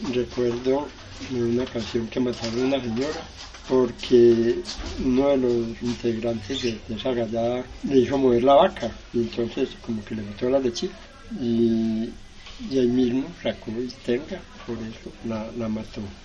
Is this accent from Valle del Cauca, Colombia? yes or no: yes; Sevilla, Valle del Cauca, Colombia; also born or lived in Filadelfia, Caldas, Colombia; nací en un punto que llaman Filadelfia y trajeron al valle estando pequeño. Pero ya soy sevillano